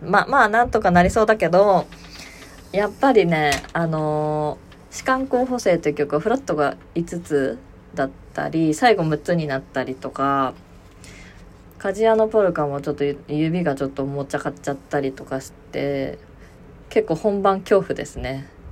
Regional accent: Aichi, Japan; うちの地元の愛知

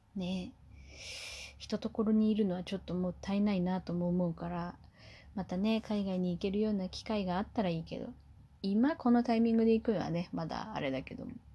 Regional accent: Kumamoto, Japan; 私は地元が熊本なので

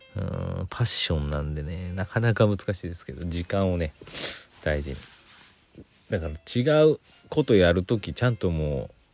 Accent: Aichi, Japan; moved away; 愛知県出身なんで。

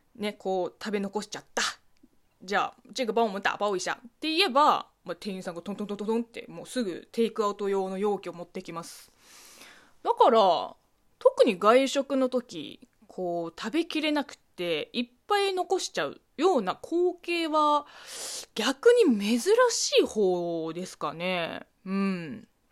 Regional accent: China; Japanese is a second language; moved away; 中国生まれ、中国育ちの私

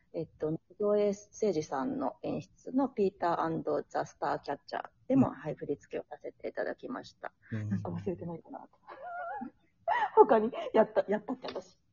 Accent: Kumamoto, Japan; moved away as an adult; 私、熊本出身なんですけれども

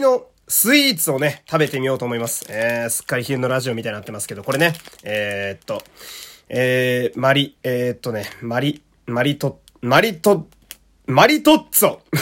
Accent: Fukui, Japan; 私もね、福井県という田舎の出身

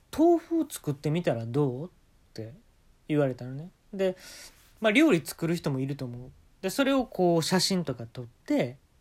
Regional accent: Kansai, Japan; 関西生まれ

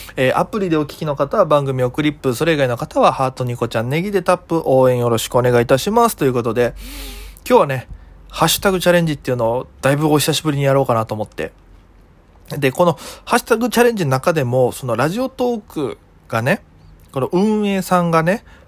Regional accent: Okinawa, Japan; 僕が沖縄出身

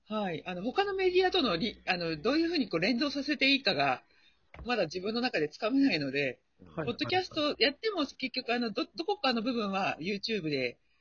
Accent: Chiba, Japan; 千葉なんですけれども、地元の

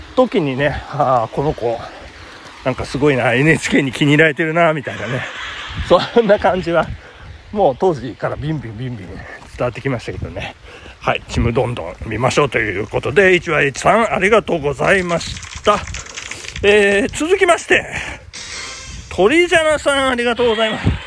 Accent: Nagano, Japan; accent: Nagano dialect; also born or lived in Kiyose; now in Tokyo, Japan; 長野なまりね、あの、あるんですよね。えー、長野、長野弁っていうんでしょうかね。

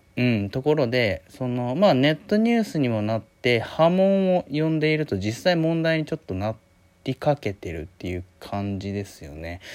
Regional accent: Hiroshima, Japan; 僕広島ですけど

